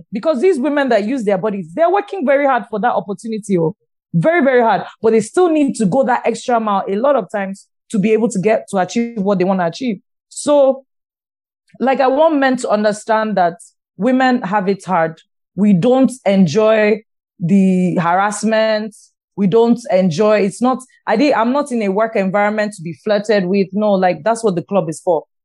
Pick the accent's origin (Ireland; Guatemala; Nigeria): Nigeria; Nigerian women